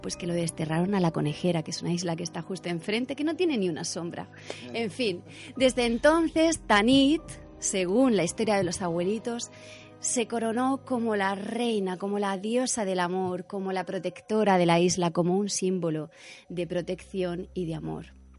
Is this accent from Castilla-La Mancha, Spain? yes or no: no; Cartagena, Region of Murcia, Spain; also born or lived in Ibiza; yo soy cartagenera y amo Cartagena y Murcia